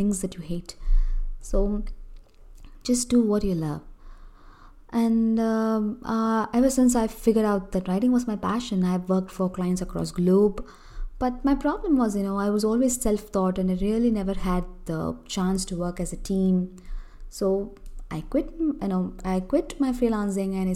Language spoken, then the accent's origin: English; Chennai, Tamil Nadu, India; I'm from Chennai, Tamil Nadu, a southern part of India